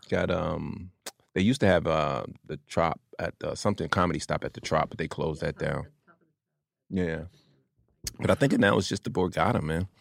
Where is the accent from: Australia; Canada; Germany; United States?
United States; Atlantic City, New Jersey; moved away; also born or lived in New York; I'm from Jersey, Atlantic City. I lived in New York before I came here, though